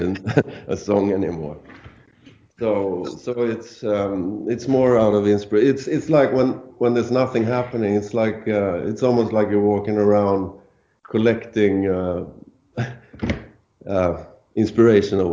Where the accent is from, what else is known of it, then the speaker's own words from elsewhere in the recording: Sweden; first language Swedish; English is a second language; Swedish because it's my native tongue